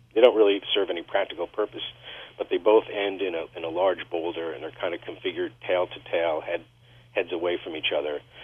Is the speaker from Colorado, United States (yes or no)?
no; Woodstock, New York, United States; I was lucky enough as a teenager to work in a bookstore here in my hometown of Woodstock, New York